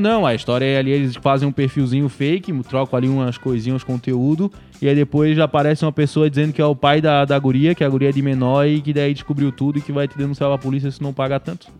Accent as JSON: {"language": "Portuguese", "country": "Brazil", "tie": "born or raised there", "moved": "yes", "said": "fui lá pra serraria, fui matar a saudade da minha terrinha"}